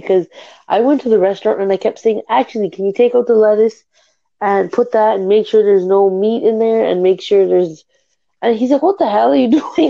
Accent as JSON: {"language": "English", "country": "Canada", "said": "I'm from Canada."}